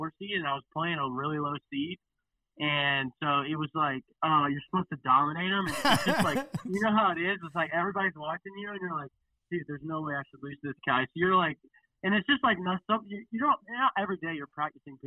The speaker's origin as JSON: {"language": "English", "town": "Atlanta", "region": "Georgia", "country": "United States", "also_born_or_lived": "South Carolina", "moved": "as an adult", "said": "So I'm from Atlanta, and then I went to University of South Carolina"}